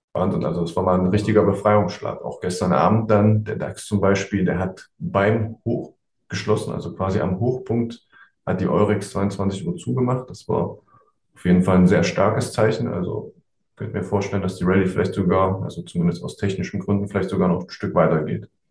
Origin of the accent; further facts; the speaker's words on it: East Germany, Germany; now in Düsseldorf, Germany; ich bin ja eigentlich Ossi